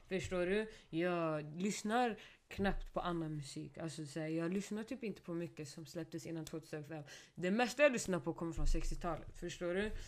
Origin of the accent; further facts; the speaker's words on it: Stockholm, Stockholm County, Sweden; first language Swedish; jag är från Rinkeby